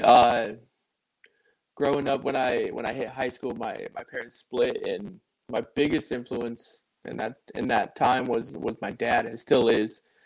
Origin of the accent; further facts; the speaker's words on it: Indiana, United States; I grew up in Indiana, so um, about 15 minutes away from Notre Dame